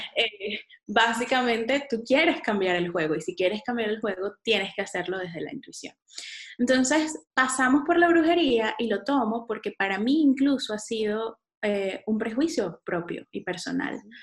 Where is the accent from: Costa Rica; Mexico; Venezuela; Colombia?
Venezuela; San Antonio de los Altos, Miranda; also born or lived in Caracas; Yo vivía en San Antonio de los Altos, chiquita, eh, nací en Caracas, pero viví en San Antonio de los Altos